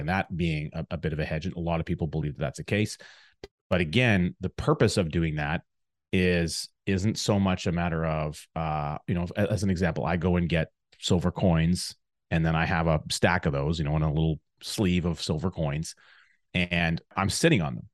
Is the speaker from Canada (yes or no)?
yes; Alberta, Canada; now in Chilliwack, Canada; growing up in Alberta, in a small town in the Alberta area